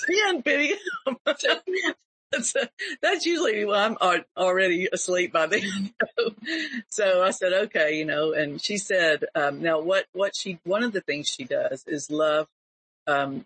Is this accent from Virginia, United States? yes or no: no; Panama City, Florida, United States; Bay County in Panama City, Florida, my hometown